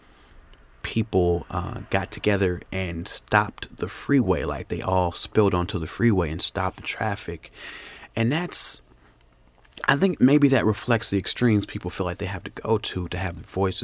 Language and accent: English; Chicago, Illinois, United States; now in Culver City, United States; I'm from Chicago